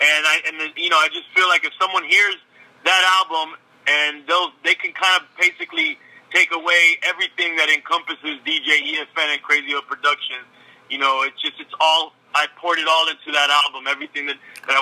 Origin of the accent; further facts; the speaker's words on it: Miami, Florida, United States; also born or lived in Los Angeles, California; I'm Cuban from Miami, you know, via L.A. I was born in L.A., but in Miami